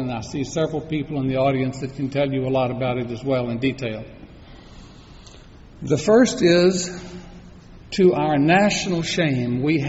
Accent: United States; we as American citizens

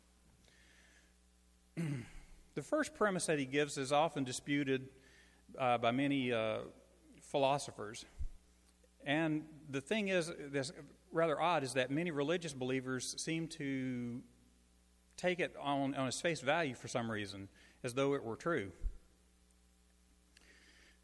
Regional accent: Shreveport, Louisiana, United States; I'm a native of Shreveport

